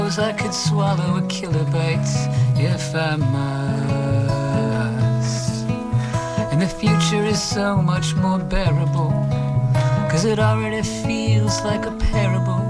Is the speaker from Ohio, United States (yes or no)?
no; Maine, United States; there was a period in my life where I grew up in Maine, and I would go into Portland